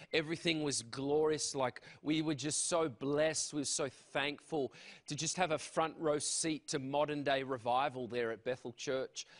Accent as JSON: {"language": "English", "town": "Canberra", "region": "Australian Capital Territory", "country": "Australia", "moved": "yes", "said": "I am from Australia."}